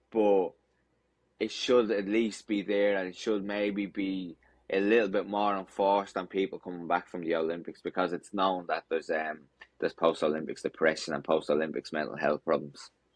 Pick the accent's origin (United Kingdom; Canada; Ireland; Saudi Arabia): Ireland; Dublin, Leinster; my hometown of Dublin